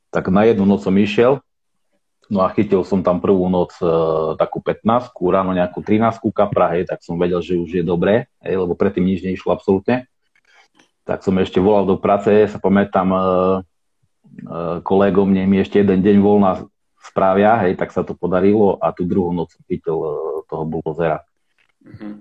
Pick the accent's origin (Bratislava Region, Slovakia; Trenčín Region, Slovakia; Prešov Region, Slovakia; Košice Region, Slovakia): Košice Region, Slovakia; Košice; ja pochádzam z Košic